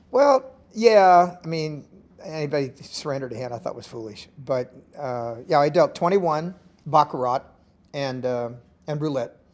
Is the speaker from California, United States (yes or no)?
yes; Los Angeles, California, United States; they don't know I'm from Los Angeles, they think I'm a hick